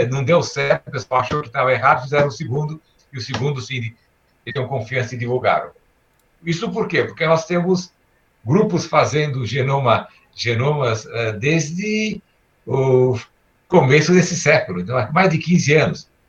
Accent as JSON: {"language": "Portuguese", "country": "Brazil", "tie": "born or raised there", "also_born_or_lived": "Istanbul, Turkey", "said": "eu nasci em Istambul e eu vim para o Brasil com quatro anos, quatro anos e meio"}